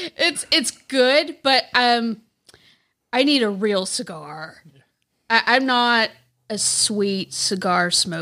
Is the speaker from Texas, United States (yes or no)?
yes; Texas, United States; moved away as an adult; also born or lived in North Little Rock, Arkansas; now in Arkansas, United States; I was born in North Little Rock, but then I was raised in Texas for about twenty-five years